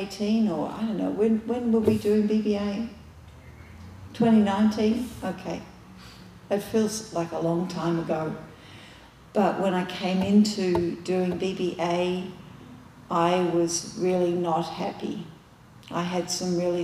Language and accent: English; Australia; moved away; I'm Australian